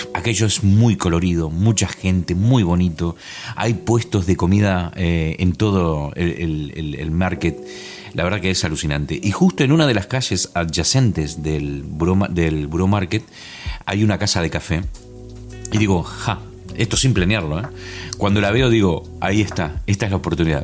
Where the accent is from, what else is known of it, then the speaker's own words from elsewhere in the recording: Concordia, Entre Ríos, Argentina; moved away as an adult; also born or lived in La Gomera, Spain; now in United Kingdom; ella nació en la misma ciudad que nací yo, en Argentina. Esto estamos hablando de Concordia, Entre Ríos